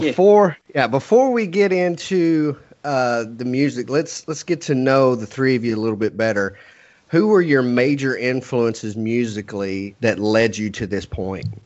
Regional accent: Texas, United States; we're all crazy Texans down here

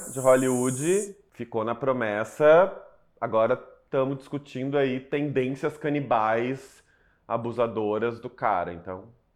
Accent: Porto Alegre, Rio Grande do Sul, Brazil; Em Porto Alegre, não tenho o que dizer, minha cidade natal

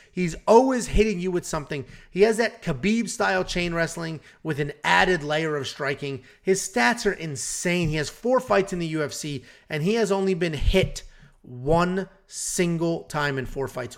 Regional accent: United States; My parents are not from America, and I grew up in America

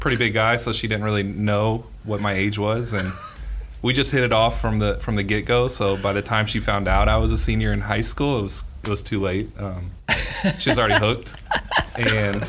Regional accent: Gainesville, Florida, United States; I was born and raised here in Gainesville, Alachua General Hospital

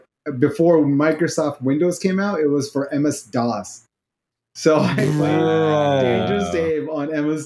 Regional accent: Pakistan; I grew up in Pakistan

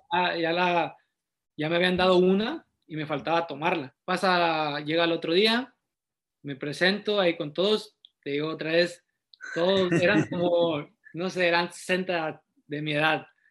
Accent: Matehuala, San Luis Potosí, Mexico; also born or lived in Querétaro; now in Tijuana, Mexico; nací en Matehuala, San Luis Potosí, soy originario de, de la ciudad, de Las Camelias

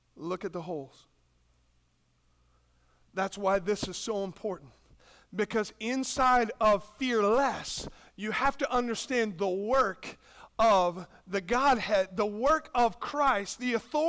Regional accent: United States; we're American

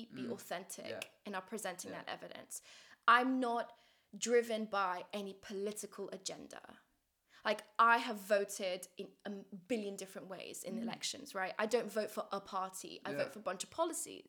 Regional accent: Kabul, Afghanistan; moved away; in my hometown of Kabul

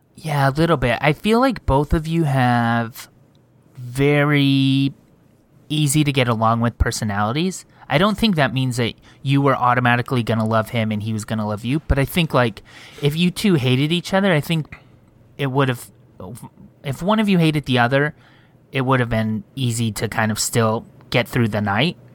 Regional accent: Montclair, California, United States; I was born in Montclair.

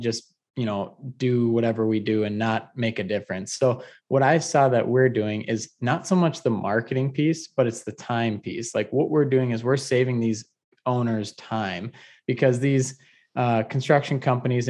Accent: Detroit Lakes, Minnesota, United States; moved away as an adult; also born or lived in Mankato, Minnesota / Omaha, Nebraska; now in Scottsdale, United States; I was born and raised in Detroit Lakes, Minnesota

